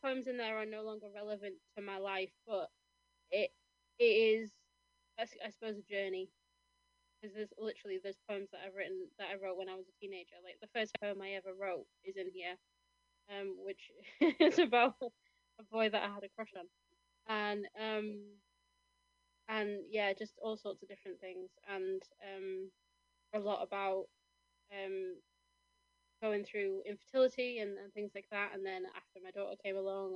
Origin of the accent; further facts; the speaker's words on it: Kendal, North West England, United Kingdom; moved away; the pub that I used to work in, the Shakespeare, in my hometown of Kendal